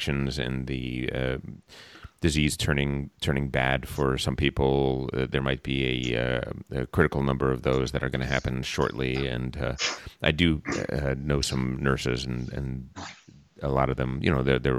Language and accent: English; East Coast, United States; moved away; I come from the East Coast